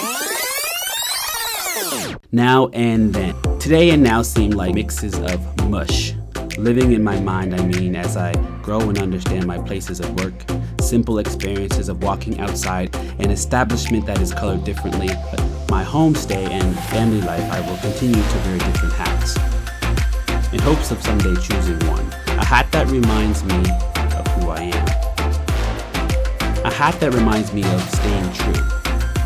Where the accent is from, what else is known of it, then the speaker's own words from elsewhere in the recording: Preston, Nova Scotia, Canada; I knew I was from Preston, but where was I really from?